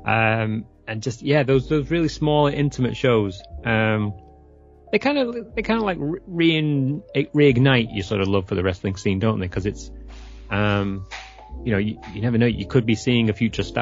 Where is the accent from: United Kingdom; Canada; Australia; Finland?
United Kingdom; England; also born or lived in San Francisco area, California; now in California, United States; I live near San Francisco, about an hour's ah. drive ah. away. I mean, I'm originally from England